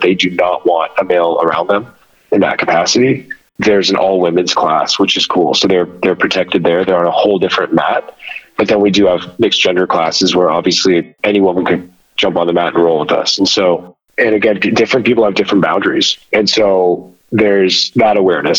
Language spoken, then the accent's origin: English; United States; growing up in America as a first generation child of Middle Eastern immigrants